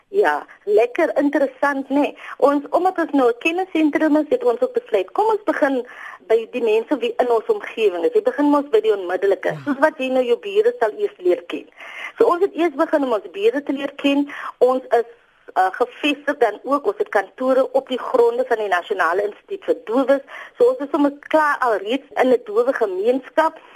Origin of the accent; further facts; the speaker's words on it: Boland, Western Cape, South Africa; moved away as an adult; also born or lived in Kimberley; now in Worcester, South Africa; Ek is oorspronklik van die Boland